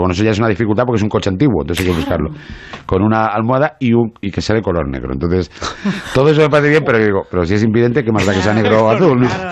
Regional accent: Madrid, Community of Madrid, Spain; moved away as an adult; also born or lived in Asturias; now in Marbella, Spain; Yo soy de Madrid, que llevo viviendo 22 años en Marbella.

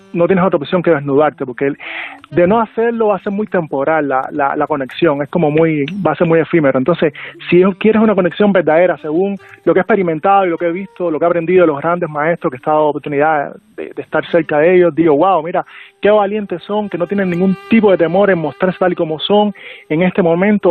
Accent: Cuba; accent: Cuban; con este acento cubano

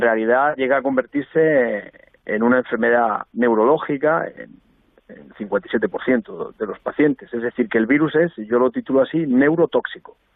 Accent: Albacete, Castilla-La Mancha, Spain; yo me alegraba mucho siendo albaceteño

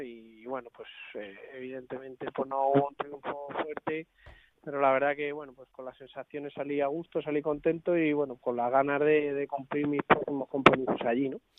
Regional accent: Madrid, Community of Madrid, Spain; Soy de Madrid

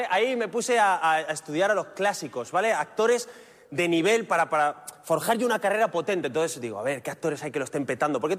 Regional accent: León, Castile and León, Spain; Digo, ya, pues no sé llegar, yo soy de León, ¿cómo llego a la calle Mayor?

